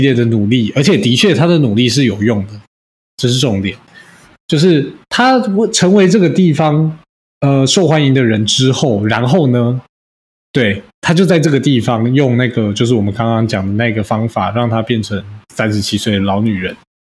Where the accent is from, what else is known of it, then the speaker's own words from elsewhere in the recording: Taiwan; 我们台湾人